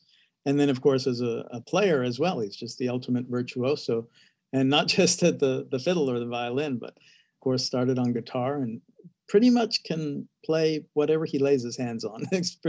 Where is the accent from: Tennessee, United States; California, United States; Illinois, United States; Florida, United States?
Tennessee, United States; Nashville; I grew up in Nashville